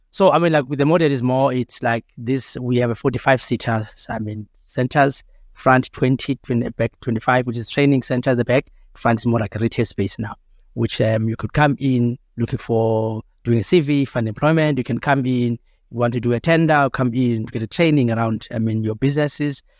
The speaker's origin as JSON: {"language": "English", "country": "South Africa", "said": "we still have that as South African"}